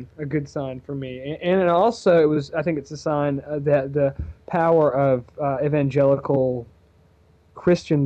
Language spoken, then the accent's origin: English; Georgia, United States; my fellow Georgians